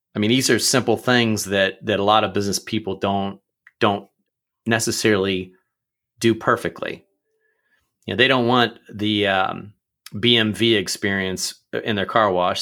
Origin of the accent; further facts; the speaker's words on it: Pickerington, Ohio, United States; also born or lived in Akron, Ohio; I grew up in Pickerington